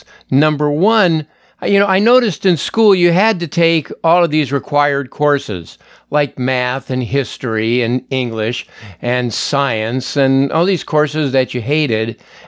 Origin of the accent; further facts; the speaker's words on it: Los Angeles, California, United States; I grew up in the San Fernando Valley in Los Angeles.